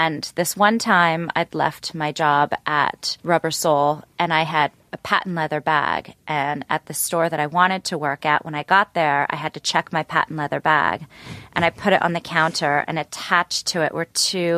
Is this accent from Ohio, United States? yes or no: yes; Cleveland, Ohio, United States; moved away; So I'm from Cleveland. I hail from Cleveland, Ohio. So I went to an all-girl private school there